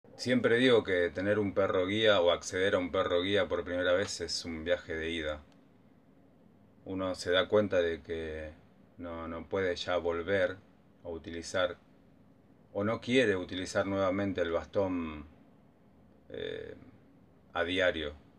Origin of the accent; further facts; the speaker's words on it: San Francisco Solano, Buenos Aires Province, Argentina; oriundo de San Francisco Solano, partido de Quilmes.